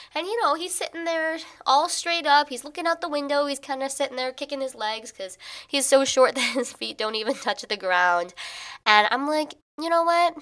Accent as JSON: {"language": "English", "region": "Illinois", "country": "United States", "moved": "as an adult", "lives_now": "New York, United States", "said": "I am from Illinois"}